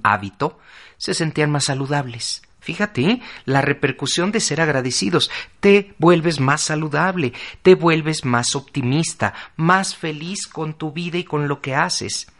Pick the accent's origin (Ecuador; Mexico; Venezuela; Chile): Mexico; Para nosotros como mexicanos